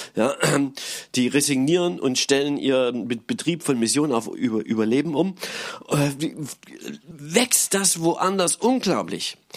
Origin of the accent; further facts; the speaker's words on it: Germany; als Europäer und als Deutsche